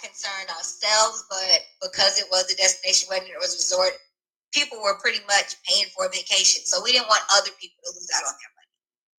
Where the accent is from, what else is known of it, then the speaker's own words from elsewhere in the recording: Baton Rouge, Louisiana, United States; I say we're both from Baton Rouge, but I'm a military baby.